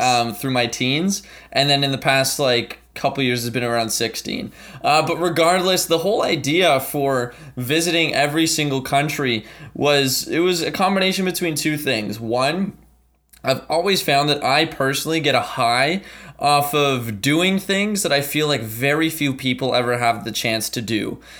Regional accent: Ottawa, Ontario, Canada; also born or lived in St. John's, Newfoundland and Labrador, Canada; I was born in Saint John's, Newfoundland, uh, came to Ottawa, Canada in two thousand when I was about four years old.

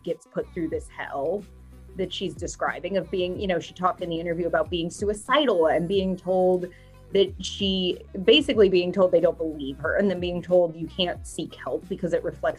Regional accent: United States; as an American

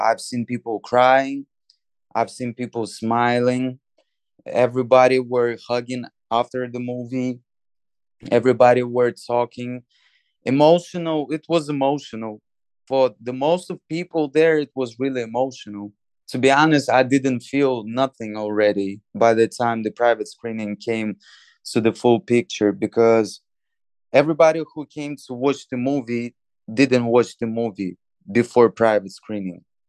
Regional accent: Moldova; moved away; my home country, Moldova

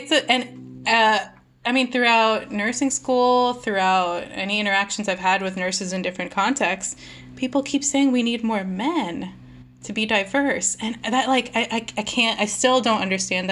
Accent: India; now in United States; as an Indian immigrant

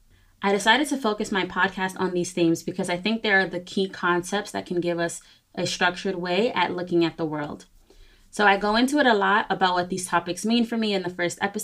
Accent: New York, United States; I am from New York, where we had the worst case scenarios in the coronavirus pandemic

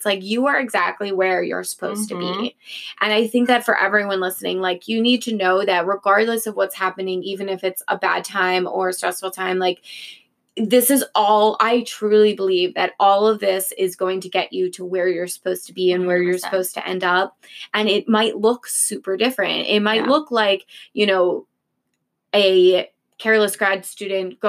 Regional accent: Philadelphia, Pennsylvania, United States; we're from Philly

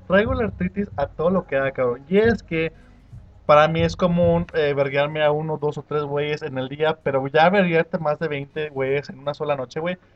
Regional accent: Mexico; somos mexicanos

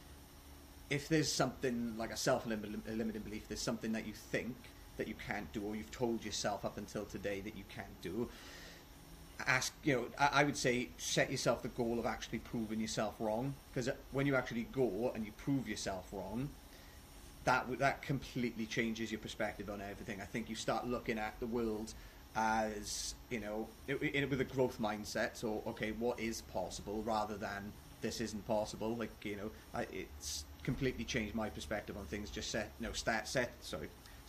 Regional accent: Wales, United Kingdom; accent: Welsh

